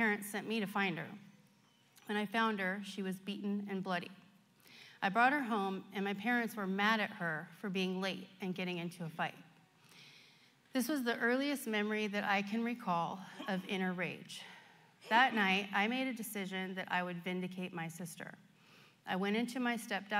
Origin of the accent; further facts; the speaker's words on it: Stockton, California, United States; I was born in Stockton, the youngest of two children to a single mom